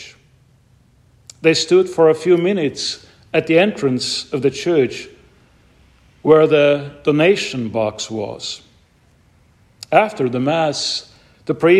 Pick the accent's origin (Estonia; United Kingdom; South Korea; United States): Estonia; my home country, Estonia